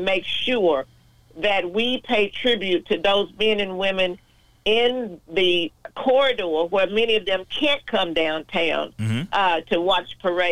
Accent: Austin, Texas, United States; I'm from Austin, Texas. So we had an auditorium, of course, in the African-American part of East Austin

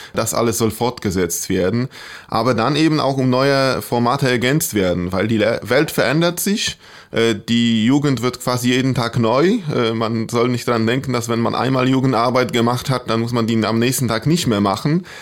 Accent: Poland; born or raised there; German is a second language

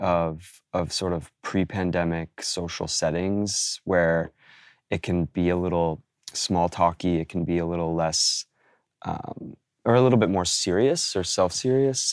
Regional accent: Oregon, United States; now in New York, United States; born in, in Oregon, uh, living out here in New York

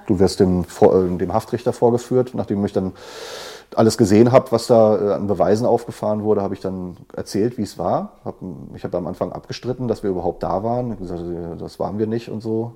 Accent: Dortmund, North Rhine-Westphalia, Germany; ich habe ja sogar in meiner Heimatstadt im Knast gesessen

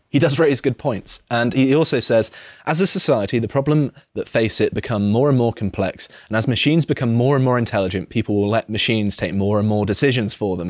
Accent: Devon, South West England, United Kingdom; moved away; I grew up in Devon

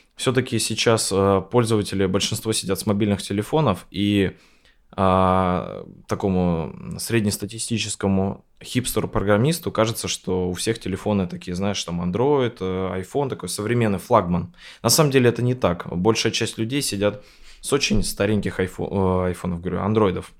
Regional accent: Sarapul, Udmurtia, Russia; moved away as an adult; also born or lived in Izhevsk; я там родился в Сарапуле

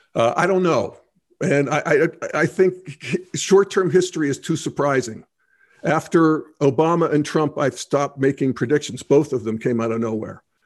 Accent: Western Pennsylvania, United States; I grew up in Western Pennsylvania in a rural hunting situation

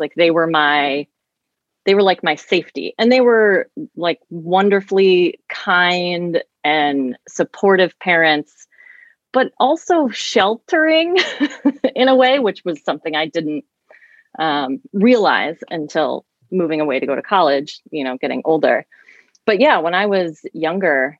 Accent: St. Louis, Missouri, United States; I grew up in St. Louis, but in the same county even, but two different homes

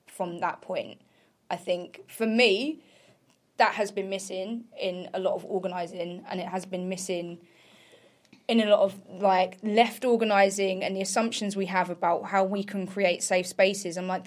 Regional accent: near Essex, East of England, United Kingdom; I grew up near Essex

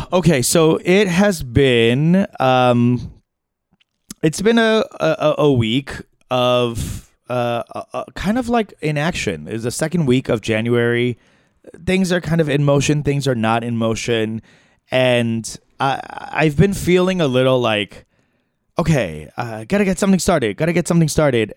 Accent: New York, United States; also born or lived in Chicago / San Francisco; now in Los Angeles, United States; I was born in New York, spent time in Chicago, San Francisco, now here in L A.

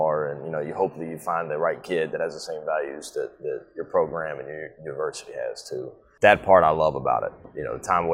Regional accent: Jackson, Mississippi, United States; moved away; also born or lived in southeastern Louisiana / Western Kentucky / South Carolina; Well, I'm from Jackson, Mississippi originally. Kind of moved all over the state of Mississippi

